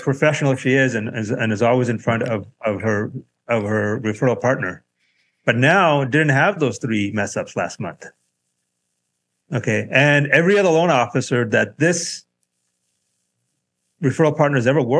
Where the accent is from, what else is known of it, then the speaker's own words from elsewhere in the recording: Southern California, United States; I grew up in Southern California